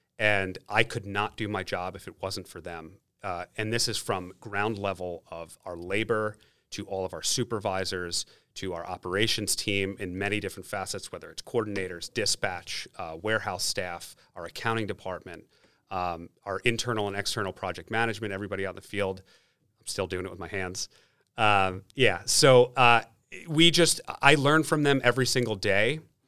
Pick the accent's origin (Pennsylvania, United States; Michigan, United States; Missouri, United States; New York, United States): New York, United States; I'm a New Yorker.